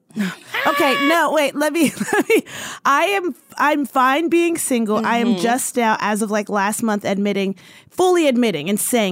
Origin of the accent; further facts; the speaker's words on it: East Coast, United States; moved away; I'm from the East Coast and I used to go home all the time